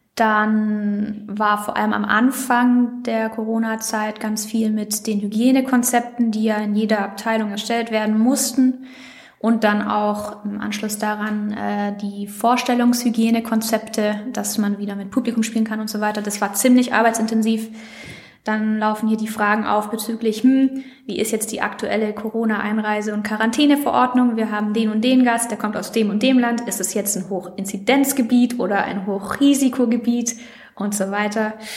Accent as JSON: {"language": "German", "town": "Villingen-Schwenningen", "region": "Baden-Württemberg", "country": "Germany", "moved": "yes", "said": "Ich komme aus Villingen-Schwenningen"}